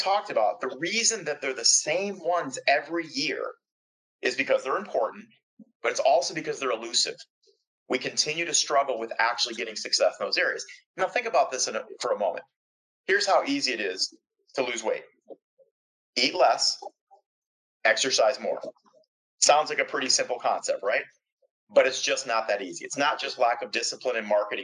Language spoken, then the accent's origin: English; just outside of Detroit, Michigan, United States; I grew up just outside of Detroit.